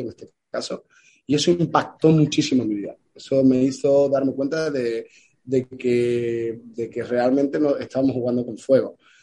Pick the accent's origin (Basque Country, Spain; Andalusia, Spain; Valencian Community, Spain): Andalusia, Spain; Ayamonte; Yo soy del sur de España, eh, de Huelva, de Ayamonte, frontera con Portugal, y donde yo vivo